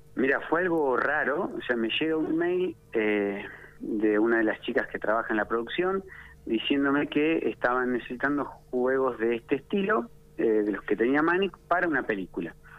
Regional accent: Ataliba Roca, La Pampa, Argentina; moved away; also born or lived in Bariloche; yo soy de Ataliba Roca

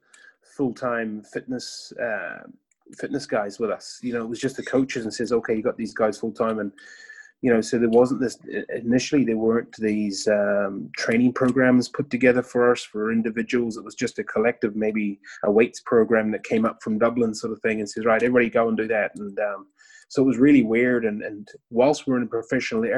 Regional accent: New Zealand; moved away as an adult; also born or lived in Northern Ireland; I was from New Zealand, so I was the first sort of foreigner to come into the scene

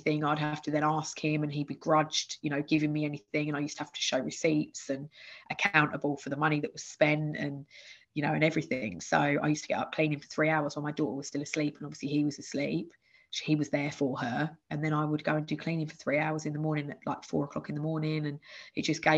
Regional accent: Bedfordshire, East of England, United Kingdom; born or raised there; moved away as an adult; also born or lived in Essex

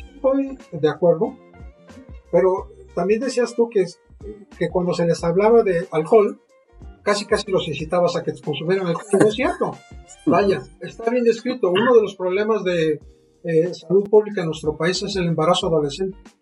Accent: Mexico; en nuestro país

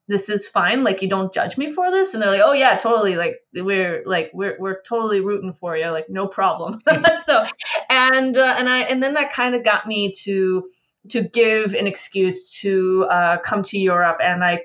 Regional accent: Michigan, United States; So I am American as well, such as yourself. And I come from Michigan. I come from a very small town in the middle of nowhere.

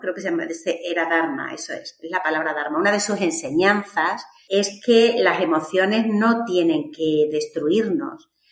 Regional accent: Badajoz, Extremadura, Spain; yo soy de Extremadura, de Badajoz

